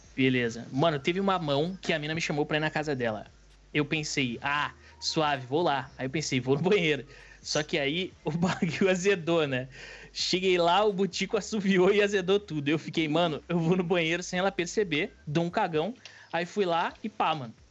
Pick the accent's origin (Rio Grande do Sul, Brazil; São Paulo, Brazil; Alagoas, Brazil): Rio Grande do Sul, Brazil; Sou do Rio Grande do Sul